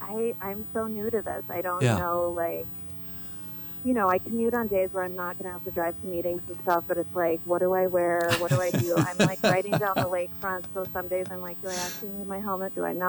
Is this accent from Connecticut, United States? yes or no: no; Colorado, United States; now in Milwaukee, United States; I'm originally from Colorado.